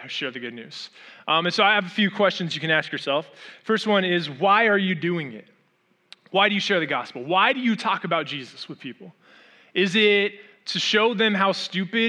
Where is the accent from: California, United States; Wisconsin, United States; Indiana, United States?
California, United States; Orange County, Southern; moved away as an adult; also born or lived in Arizona; I grew up in Orange County and I left Orange County, Southern California, to move to Arizona